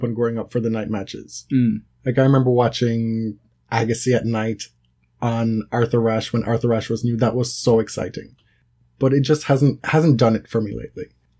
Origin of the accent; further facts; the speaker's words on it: United Kingdom; born there; you know, I'm a British subject by birth.